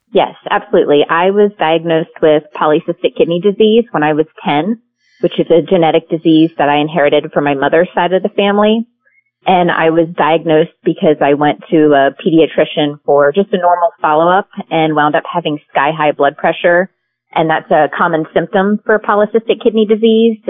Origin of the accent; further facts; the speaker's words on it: Pennsylvania, United States; moved away as an adult; now in California, United States; we grew up in Pennsylvania